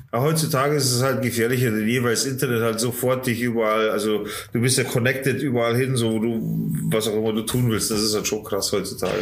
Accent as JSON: {"language": "German", "country": "Germany", "also_born_or_lived": "Munich", "said": "bei uns in Deutschland"}